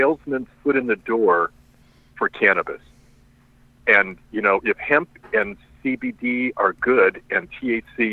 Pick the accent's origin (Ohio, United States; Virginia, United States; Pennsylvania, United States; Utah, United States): Ohio, United States; Cleveland; moved away; I'm from Ohio, and I go home, I was home last week in Cleveland.